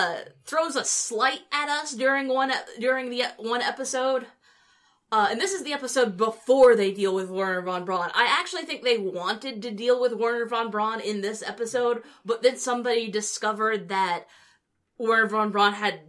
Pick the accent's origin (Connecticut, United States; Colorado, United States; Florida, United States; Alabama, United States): Alabama, United States; Huntsville; growing up in Huntsville